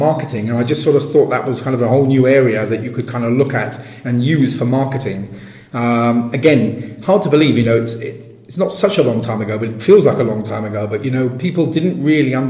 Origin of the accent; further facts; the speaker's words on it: England, United Kingdom; first language English; moved away as an adult; as an Englishman kind of based abroad